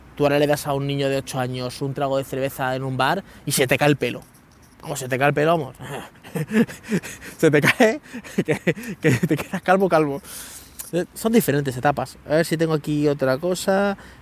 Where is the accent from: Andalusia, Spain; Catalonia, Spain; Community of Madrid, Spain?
Community of Madrid, Spain; Leganés; moved away; also born or lived in Guadalupe; yo vivía en Leganés, en San Nicasio, en un barrio de, Leganés, que a mí me encanta, yo soy amante de San Nicasio, o sea, es mi barrio, es de toda la vida, he estado 15 años allí